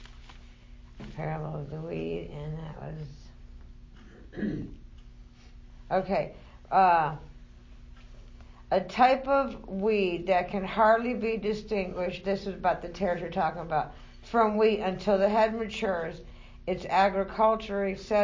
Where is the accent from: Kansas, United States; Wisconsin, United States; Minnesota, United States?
Kansas, United States; I grew up in Kansas.